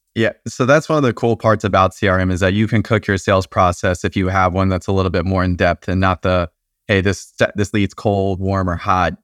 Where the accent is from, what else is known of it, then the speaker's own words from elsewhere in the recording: Atlanta, Georgia, United States; moved away as an adult; now in Nashville, United States; I'm originally from Atlanta.